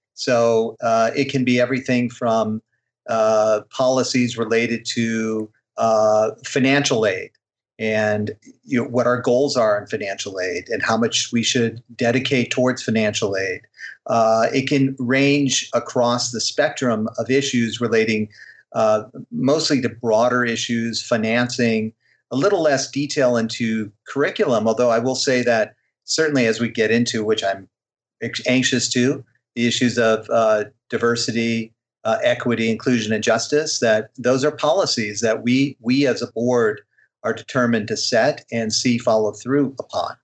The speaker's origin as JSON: {"language": "English", "region": "Illinois", "country": "United States", "tie": "born or raised there", "said": "growing up in Illinois in the '70s"}